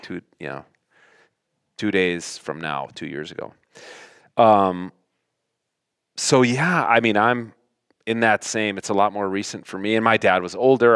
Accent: Minnesota, United States; Flatlanders like us, Minnesotans

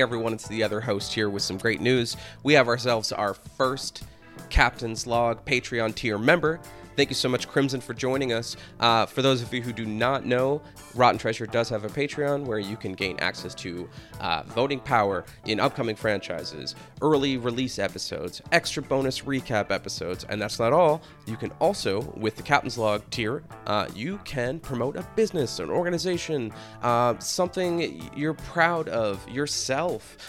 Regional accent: New Hampshire, United States; I'm from the Boston area, which I don't know if anyone can ever get that a, a taste of that accent. I'm like I'm north of it in New Hampshire

